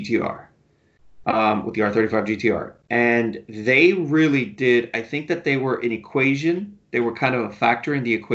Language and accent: English; United States; I was born here in the States